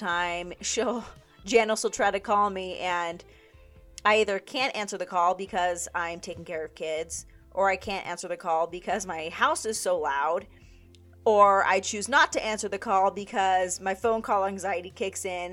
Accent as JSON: {"language": "English", "town": "Las Vegas", "region": "Nevada", "country": "United States", "tie": "born or raised there"}